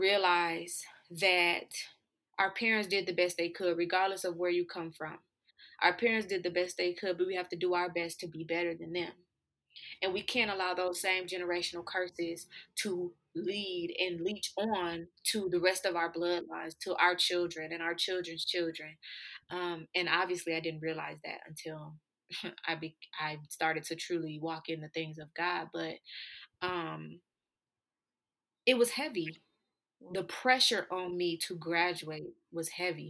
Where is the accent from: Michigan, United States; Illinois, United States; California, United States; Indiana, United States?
Michigan, United States; Flint; my hometown is Flint, Michigan